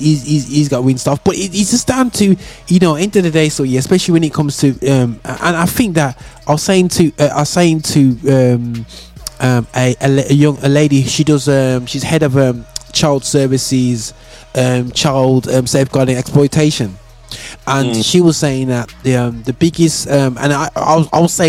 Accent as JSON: {"language": "English", "town": "Birmingham", "region": "West Midlands", "country": "United Kingdom", "tie": "born or raised there", "said": "I grew up in Great Barr, but all I was in Handsworth every week playing football"}